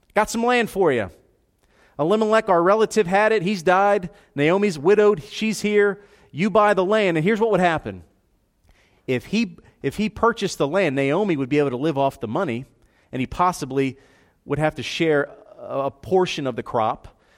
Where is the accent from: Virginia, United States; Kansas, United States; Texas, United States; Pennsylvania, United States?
Pennsylvania, United States; Philadelphia; moved away as an adult; also born or lived in South Georgia; where I grew up in Philadelphia